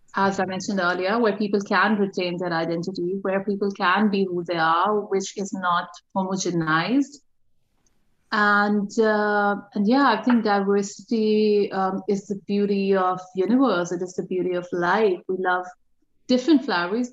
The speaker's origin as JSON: {"language": "English", "country": "Pakistan", "also_born_or_lived": "Dubai, United Arab Emirates / Sydney, Australia", "moved": "as an adult", "lives_now": "Western Australia, Australia", "said": "I'm Pakistani"}